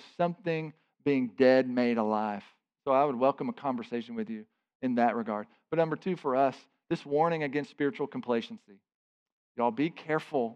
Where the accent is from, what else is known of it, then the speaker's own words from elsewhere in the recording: United States; for us as American believers in our context